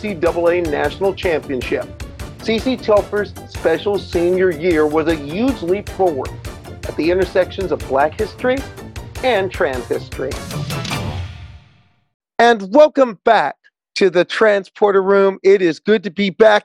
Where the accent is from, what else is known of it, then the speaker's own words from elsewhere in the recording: Midwest, United States; I've been a wrestling fan since growing up in the Midwest, AWA country